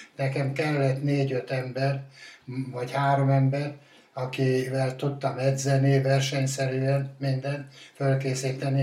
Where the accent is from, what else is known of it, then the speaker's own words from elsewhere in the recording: Hungary; also born or lived in Salgótarján area; Én, én, én bükkoránosan születtem, a Vöklábánál, az ország egyik legszebb fal, faluja tényleg